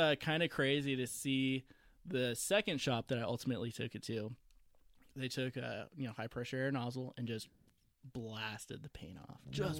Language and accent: English; Southern California, United States; moved away as an adult; also born or lived in Las Vegas; I actually I grew up in Southern California.